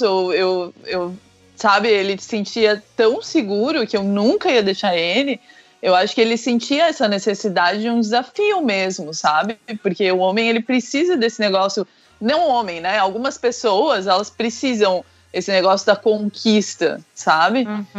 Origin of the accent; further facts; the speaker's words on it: São Francisco do Sul, Santa Catarina, Brazil; moved away; also born or lived in Curitiba; São Chico, por exemplo, que é a minha cidade natal